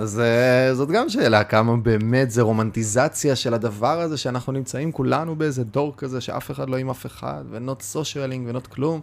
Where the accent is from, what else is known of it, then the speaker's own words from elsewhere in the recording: Kiryat Bialik, Haifa District, Israel; now in Tel Aviv, Israel; ששלושתנו גדלנו בקריית ביאליק